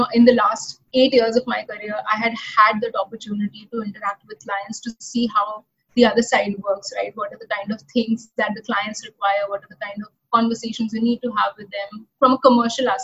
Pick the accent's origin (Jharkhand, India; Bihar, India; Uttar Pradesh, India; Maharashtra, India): Uttar Pradesh, India; Lucknow; moved away as an adult; also born or lived in NCR; I actually hail from Lucknow. That's my hometown. That's where I was born, bred, and educated.